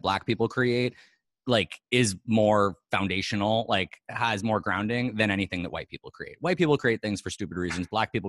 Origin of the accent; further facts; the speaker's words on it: New York City, New York, United States; I was born on Union Square and, I went to like, you know, the school with, like, I went to school with Dustin Hoffman's kids.